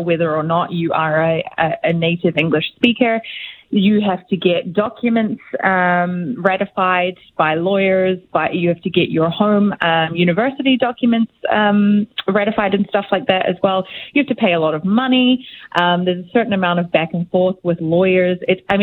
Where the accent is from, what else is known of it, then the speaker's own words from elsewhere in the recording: New Zealand; moved away as an adult; now in Canada; I'm from New Zealand